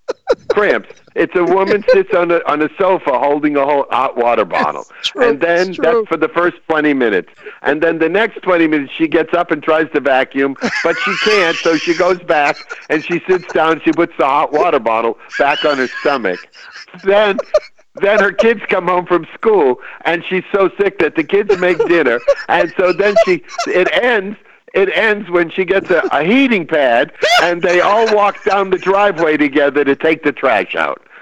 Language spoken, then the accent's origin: English; Chelsea, Massachusetts, United States; now in California, United States; I was back home in my hometown, which is a small town just outside of Boston called Chelsea, Massachusetts.